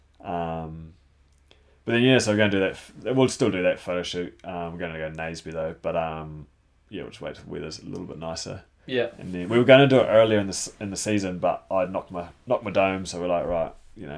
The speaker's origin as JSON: {"language": "English", "country": "New Zealand", "said": "I was from New Zealand"}